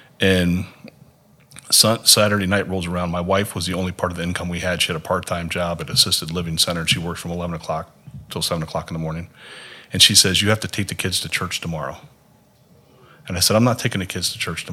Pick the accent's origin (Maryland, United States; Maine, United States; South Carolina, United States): Maryland, United States; also born or lived in Minnesota / Fairfax, Virginia; now in Haiti; I'm originally from Maryland